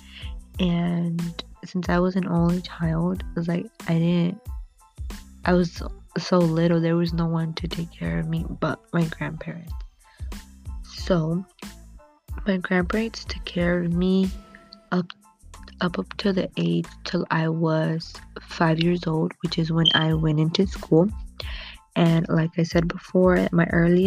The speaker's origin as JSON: {"language": "English", "country": "United States", "tie": "born or raised there", "said": "my parents were born in Guanajuato, Mexico, when my mother was about, I believe, 6 months pregnant. She came to the United States so I could be born over here"}